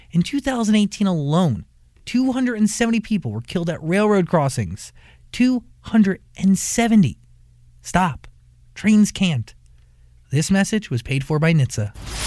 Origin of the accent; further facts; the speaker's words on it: New Jersey, United States; I grew up in New Jersey